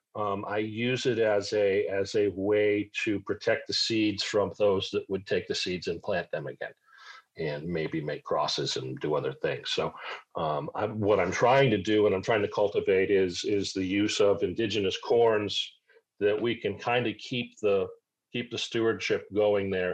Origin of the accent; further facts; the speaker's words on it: Cape Cod, Massachusetts, United States; also born or lived in Syracuse, New York / Mohawk Valley, New York; now in South Carolina, United States; I was raised on Cape Cod